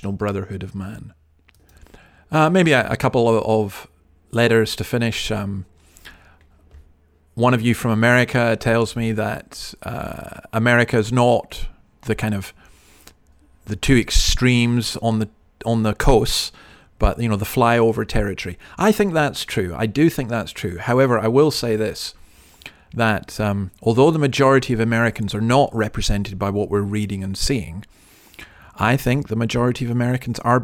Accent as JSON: {"language": "English", "region": "Highlands of Scotland", "country": "United Kingdom", "said": "we're from the Highlands of Scotland"}